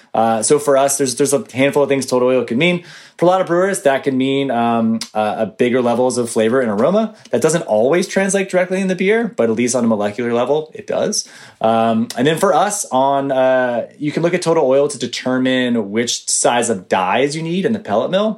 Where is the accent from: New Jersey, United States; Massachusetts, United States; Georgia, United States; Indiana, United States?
Georgia, United States; Atlanta; I grew up in Atlanta, Georgia